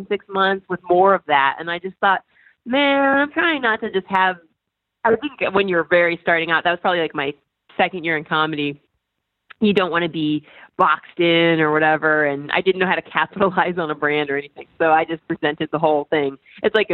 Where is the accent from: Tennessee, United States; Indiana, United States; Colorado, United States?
Indiana, United States; moved away; also born or lived in New York; I'm from Indiana and, you know, Hoosiers was really big for us then